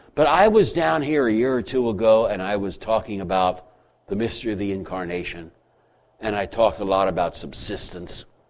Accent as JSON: {"language": "English", "country": "United States", "said": "I'm an American."}